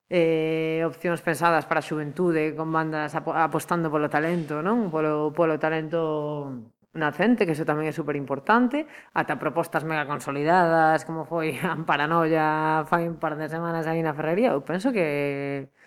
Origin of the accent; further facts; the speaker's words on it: Lugo, Galicia, Spain; moved away as an adult; now in Pontevedra, Spain; veño dun lugar no que a climatoloxía é moi complicada